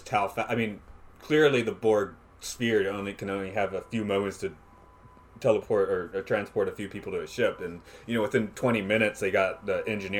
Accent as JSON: {"language": "English", "town": "Atlanta", "region": "Georgia", "country": "United States", "moved": "as an adult", "lives_now": "Nagano, Japan", "said": "I'm from Atlanta, right?"}